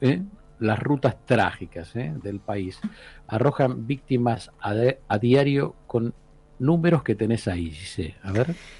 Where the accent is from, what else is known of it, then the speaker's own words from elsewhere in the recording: Argentina; somos los argentinos